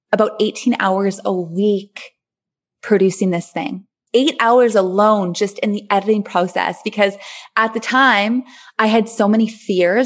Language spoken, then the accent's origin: English; Thunder Bay, Ontario, Canada; moved away as an adult; also born or lived in Grenada; back in my hometown, Thunder Bay, which I love so much